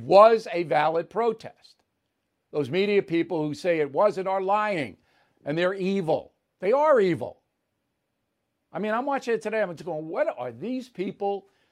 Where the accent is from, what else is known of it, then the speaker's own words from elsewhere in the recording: United States; I'm a proud American